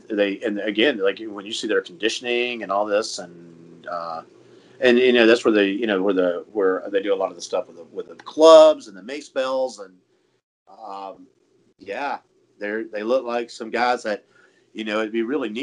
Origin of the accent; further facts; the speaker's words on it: South Carolina, United States; I'm going to be 50 this year, and I'm from South Carolina